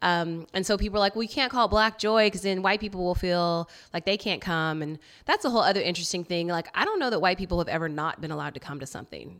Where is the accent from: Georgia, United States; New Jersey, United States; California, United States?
California, United States; Roseville; moved away as an adult; also born or lived in Seaside, California / Santa Barbara, California / Portland, Oregon; now in Oakland, United States; I grew up, um, Sacramento area